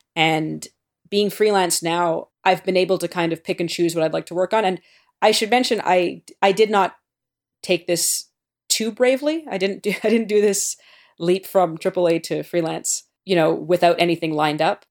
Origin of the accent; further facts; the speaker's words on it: Canada; I'm Canadian